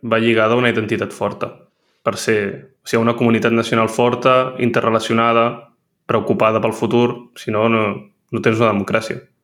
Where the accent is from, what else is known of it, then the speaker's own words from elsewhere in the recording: Catalonia, Spain; moved away as an adult; now in Paris, France; sóc català